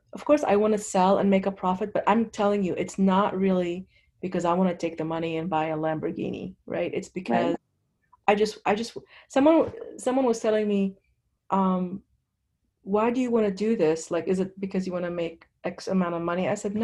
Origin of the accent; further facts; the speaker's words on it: Lebanon; now in United States; I grew up in Lebanon.